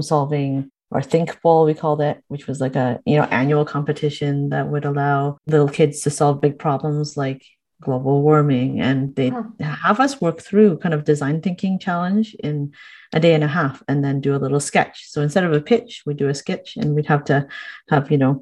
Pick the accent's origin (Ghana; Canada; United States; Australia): Canada; Niagara Falls, Ontario; I'm a Canadian born, I guess, Chinese woman who grew up in Niagara Falls and haven't strayed very far from where I grew up